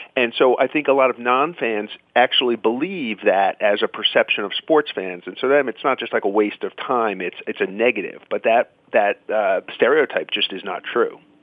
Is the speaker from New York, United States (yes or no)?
yes; New York, United States; moved away as an adult; now in New England, United States; I grew up in Queens